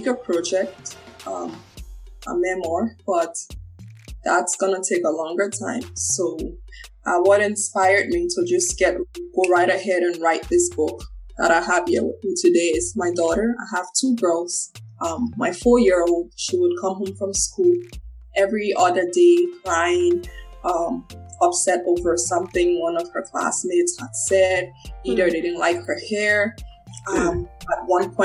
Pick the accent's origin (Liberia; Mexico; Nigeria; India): Liberia; now in Canada; I was born in Liberia